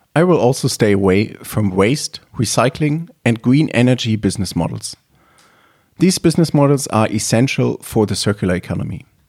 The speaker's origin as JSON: {"language": "English", "town": "Leipzig", "region": "Saxony", "country": "Germany", "tie": "born or raised there", "said": "I was born in Leipzig, Germany."}